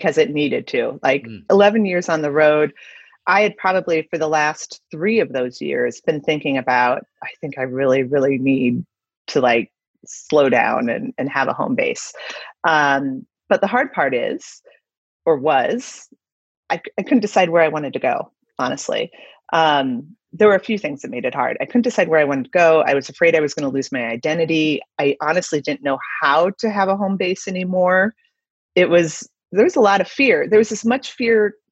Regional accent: Midwest, United States; also born or lived in West Coast / East Coast / New York; now in Denver, United States; I grew up in the Midwest

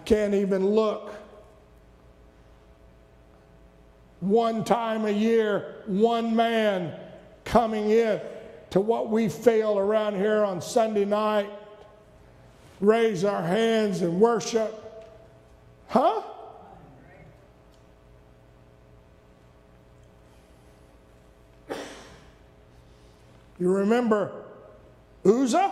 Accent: the South, United States; I was raised in the South.

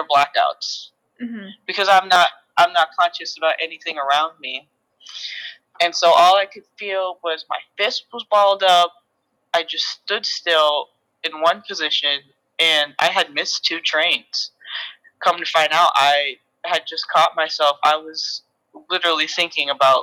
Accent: Seattle, Washington, United States; I'm from Seattle, Washington

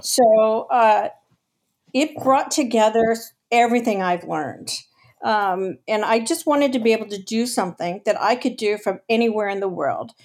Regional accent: Los Angeles, California, United States; now in San Diego, United States; I was actually born and raised in Los Angeles.

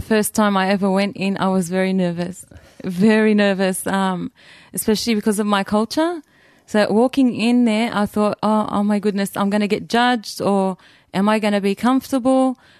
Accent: Australia; I was born in Australia, born and raised

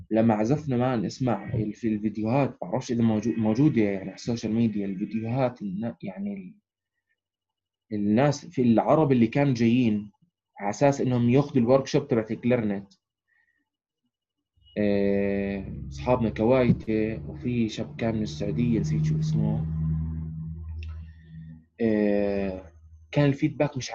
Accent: Amman, Amman Governorate, Jordan; احنا اجينا من عمان الناس الوحيدين طبعا من الميدل ايست احنا

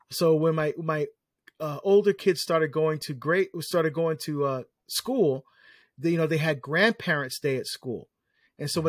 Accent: New Jersey, United States; I, I, I uh, was asked to speak in my home state of New Jersey

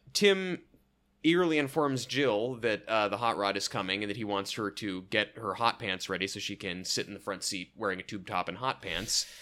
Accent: Oregon, United States; I'm from Oregon

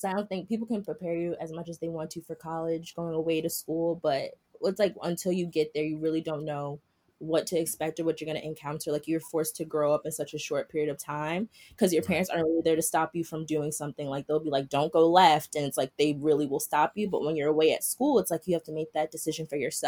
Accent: New York City, New York, United States; growing up in Harlem.

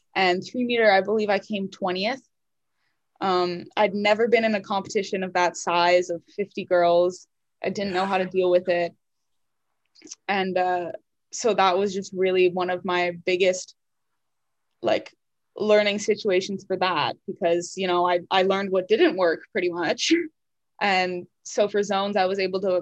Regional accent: Canada; moved away as an adult; now in United States; I didn't, you know, grow up with in Canada

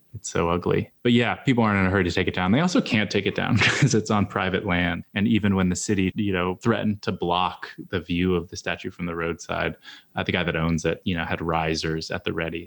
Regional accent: Gettysburg, Pennsylvania, United States; growing up in Gettysburg

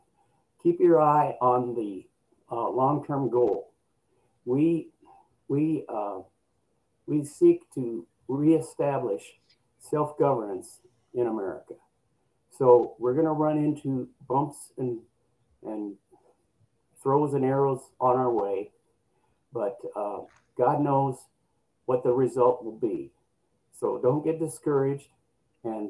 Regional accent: Nebraska, United States; I grew up in Nebraska

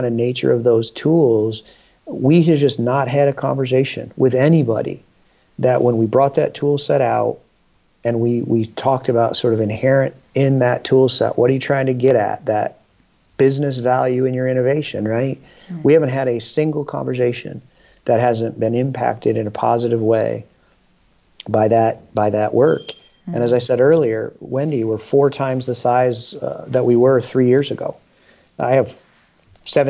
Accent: Michigan, United States; now in Dayton, United States; I was born in Michigan

